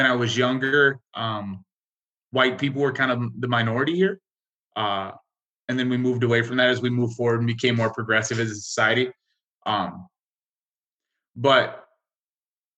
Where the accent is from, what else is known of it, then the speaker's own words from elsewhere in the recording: rural northwestern Montana, United States; also born or lived in Wailuku, Hawaii / Alaska; I grew up in a town that might have had 5,000 people.